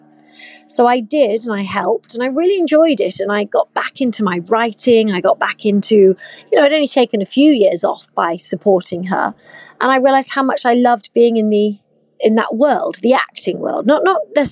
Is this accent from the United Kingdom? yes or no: yes; United Kingdom; accent: British; moved away as an adult; now in United States; I'm obviously British. You can hear that from my accent.